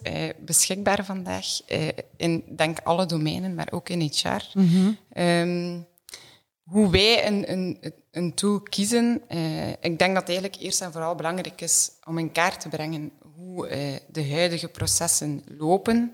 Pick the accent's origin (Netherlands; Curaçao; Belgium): Belgium; Ghent, Flanders; opgegroeid in Gent.